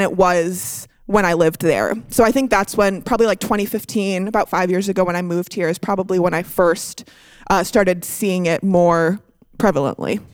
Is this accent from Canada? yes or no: yes; Canada; now in United States; I'm from Canada